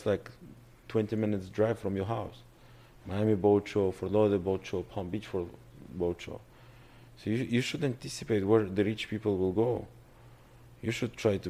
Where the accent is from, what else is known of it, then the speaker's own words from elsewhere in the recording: Russia; accent: Russian; English is a second language; moved away; My father laughed on my Russian accent.